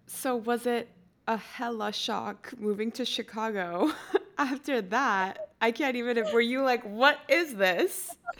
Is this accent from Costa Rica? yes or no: yes; Costa Rica; moved away as an adult; now in United States; I'm from Costa Rica, and I was born and raised there